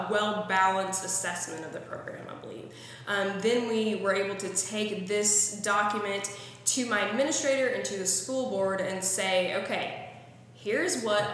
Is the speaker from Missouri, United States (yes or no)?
yes; Missouri, United States; I am originally from Missouri, born and bred, proud of my Show Me State heritage.